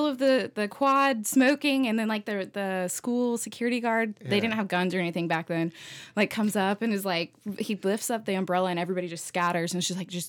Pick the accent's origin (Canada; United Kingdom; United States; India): United States; Colorado; moved away as an adult; I'm from Colorado. So up until 7 years ago, born and raised.